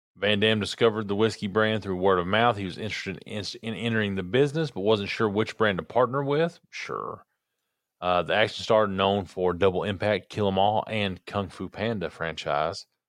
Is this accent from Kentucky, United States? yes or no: yes; Kentucky, United States; I'm from Kentucky.